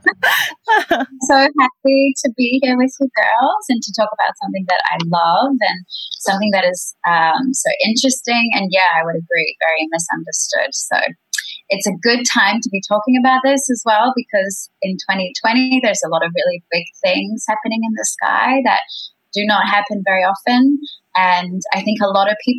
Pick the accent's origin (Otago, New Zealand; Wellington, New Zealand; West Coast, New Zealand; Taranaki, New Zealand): Otago, New Zealand; Queenstown; now in Bali, Indonesia; I was born in New Zealand in a place called Queenstown